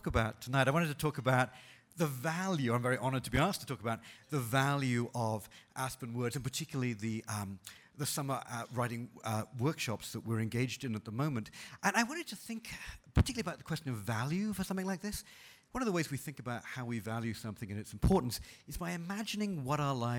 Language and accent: English; United Kingdom; moved away; I'm originally from Britain